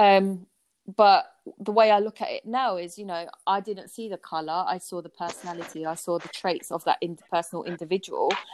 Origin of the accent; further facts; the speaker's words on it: London, United Kingdom; I grew up in Peckham, southeast yeah. London